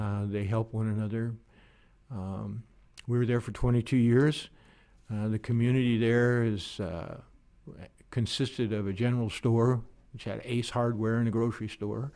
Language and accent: English; Oregon, United States; I grew up in a small logging town in Oregon